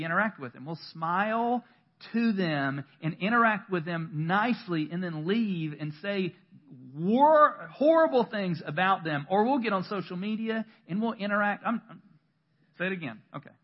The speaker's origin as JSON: {"language": "English", "region": "North Carolina", "country": "United States", "tie": "born or raised there", "said": "I'm born and bred North Carolinian"}